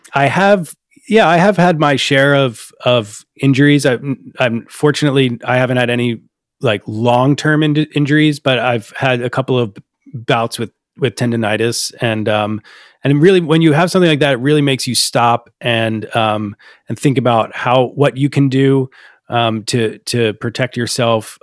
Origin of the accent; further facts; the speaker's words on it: Upper Darby, Pennsylvania, United States; my hometown of Upper Darby, Pennsylvania, outside of Philadelphia